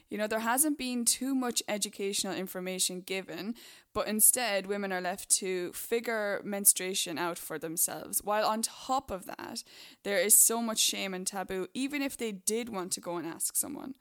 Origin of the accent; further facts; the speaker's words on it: Ireland; moved away; my home country, Ireland